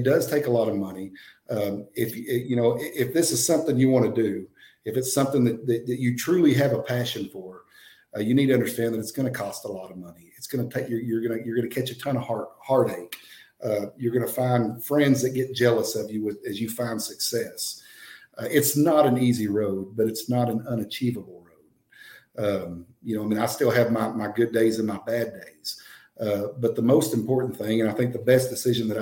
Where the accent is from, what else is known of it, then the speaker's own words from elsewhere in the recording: Rising Star, Texas, United States; my hometown, Rising Star, Texas